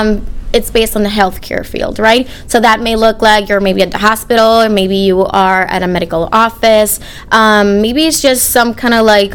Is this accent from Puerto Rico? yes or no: yes; Arecibo, Puerto Rico; moved away as an adult; also born or lived in Florida; now in St. Louis, United States; I'm from Arecibo, Puerto Rico. I moved to St. Louis about almost six years ago